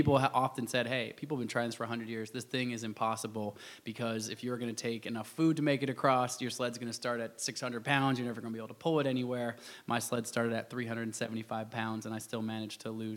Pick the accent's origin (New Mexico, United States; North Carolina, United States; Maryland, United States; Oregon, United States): Oregon, United States; Portland; I grew up in Portland, Oregon